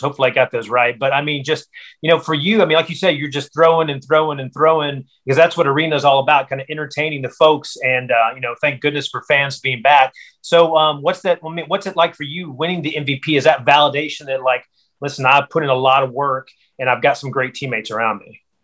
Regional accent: western North Carolina mountains, United States; I grew up not far from you in the uh, western North Carolina mountains, right next to Tennessee.

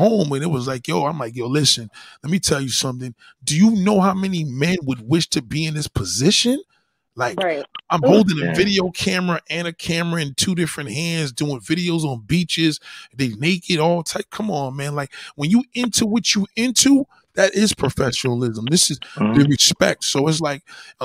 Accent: New York City, New York, United States; I was born and raised in Brooklyn

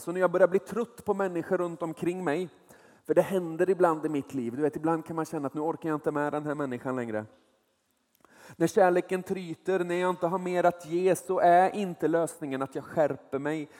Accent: small place near Nordkroken, Västra Götaland, Sweden; Jag är uppvuxen i ett litet ställe där, där hälften av befolkningen jobbade på Saab. Den andra hälften jobbade på Volvo

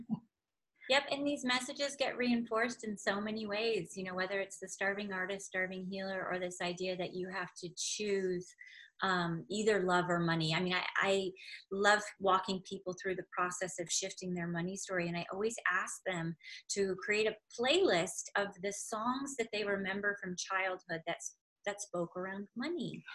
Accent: Silicon Valley, California, United States; I grew up in California in Silicon Valley, literally at the base of Sand Hill

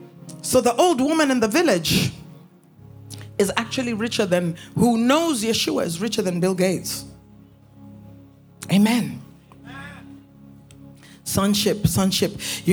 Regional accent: Canada; also born or lived in United States; I grew up in Canada and I grew up in the United States.

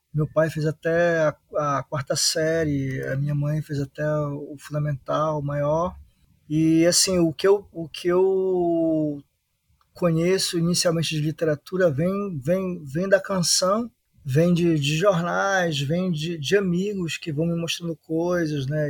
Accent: Belém, Pará, Brazil; eu sou da periferia, do bairro da Marambaia, na capital Belém

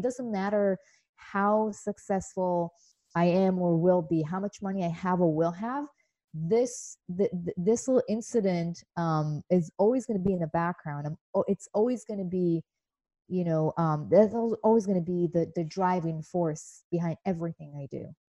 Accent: Israel; moved away as an adult; now in United States; growing up in Israel in the 80s was um, pretty interesting

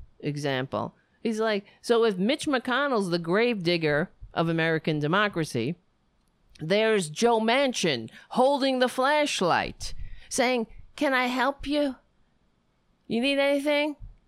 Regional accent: Ireland; I look red. That's just because I'm Irish.

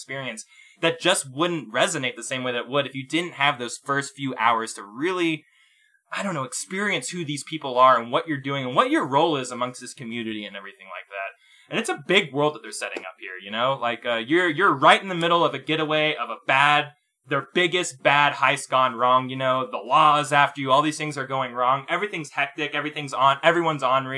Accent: Texas, United States; I come from Texas.

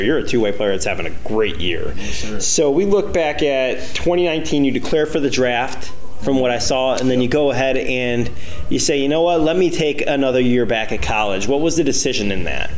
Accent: Chicago, Illinois, United States; I'm from Chicago

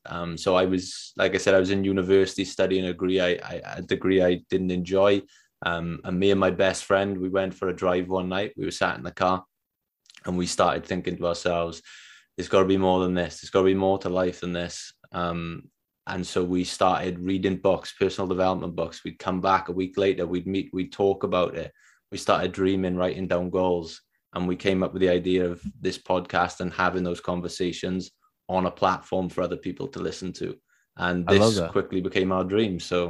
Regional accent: Wales, United Kingdom; I'm from Wales.

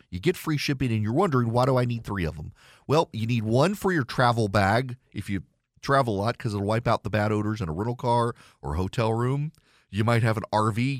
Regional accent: Louisiana, United States; moved away as an adult; now in Georgia, United States; I am from Louisiana. Grew up an L S U fan. I've lived in Georgia for twenty years.

